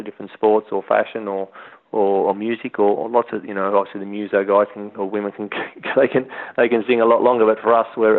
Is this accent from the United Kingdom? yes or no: no; Australia; moved away as an adult; as an Australian and as someone that loves the outdoors